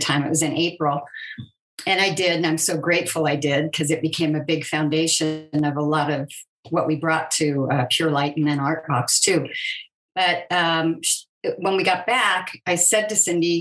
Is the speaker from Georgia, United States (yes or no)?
no; California, United States; moved away as an adult; having been born and raised in California